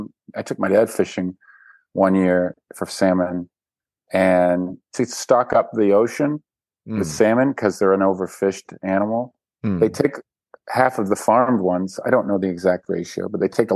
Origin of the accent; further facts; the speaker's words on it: Vancouver, British Columbia, Canada; Vancouver. I'm from Vancouver